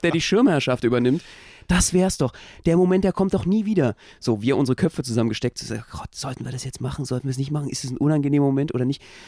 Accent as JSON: {"language": "German", "region": "Berlin", "country": "Germany", "said": "als Berliner"}